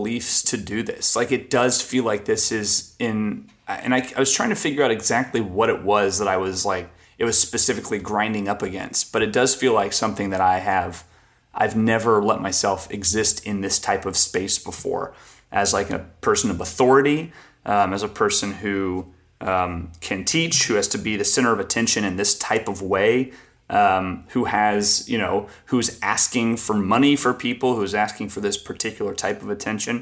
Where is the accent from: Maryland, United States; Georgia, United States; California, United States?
Georgia, United States; Atlanta; moved away as an adult; I grew up with Reed in Atlanta